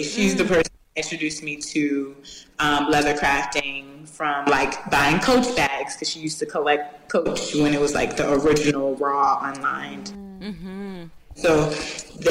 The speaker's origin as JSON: {"language": "English", "town": "Richmond", "region": "Virginia", "country": "United States", "tie": "born or raised there", "moved": "as an adult", "lives_now": "New York, United States", "said": "I'm actually born and raised in Richmond, Virginia"}